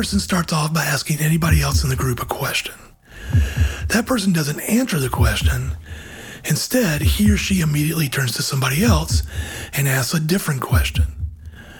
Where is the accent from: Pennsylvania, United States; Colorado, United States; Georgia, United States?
Georgia, United States; my home state of Georgia